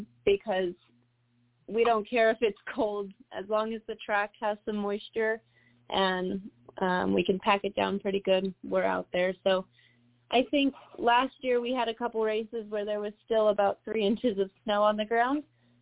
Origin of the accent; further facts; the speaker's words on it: the South, United States; now in Colorado, United States; And, you know, I'm from the South. Colorado isn't my forever home. I want to be back down south.